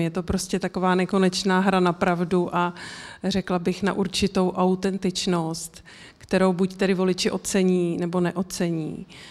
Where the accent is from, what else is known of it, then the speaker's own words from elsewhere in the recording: Czechia; my jako Češi